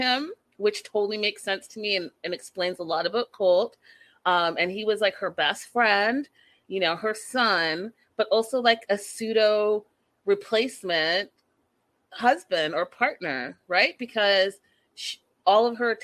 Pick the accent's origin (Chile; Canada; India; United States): Canada; Burnaby, British Columbia; also born or lived in Port Coquitlam; I was raised in Burnaby, went to SFU, and then during all of that, you know, moved to Poco